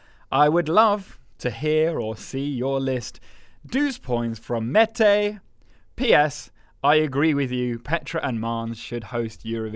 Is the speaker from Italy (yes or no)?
no; Denmark; English is a second language; To choose one favourite from Sweden and my home country Denmark was quite difficult.